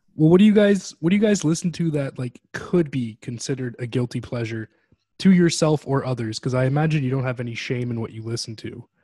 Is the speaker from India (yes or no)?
no; Canada; As a Canadian